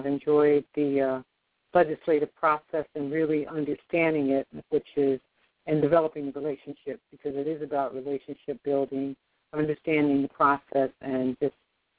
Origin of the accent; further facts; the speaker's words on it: Philadelphia, Pennsylvania, United States; now in Baltimore, United States; Okay. Well, I came here from Philadelphia to Baltimore, attended Morgan State University